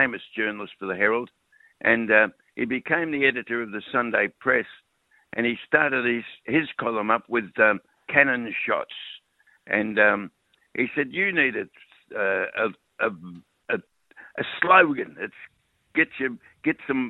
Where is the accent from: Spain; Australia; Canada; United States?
Australia; Melbourne, Victoria; I was born, bred, educated, married. I married the girl that lived opposite me in Richmond, in Lennox Street, Richmond.